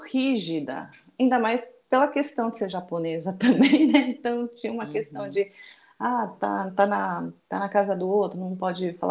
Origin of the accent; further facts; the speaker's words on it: Brazil; also born or lived in Japan; Isso, eu nasci no Japão e migrei para o Brasil com minha família em 73, eu nasci em 71, né?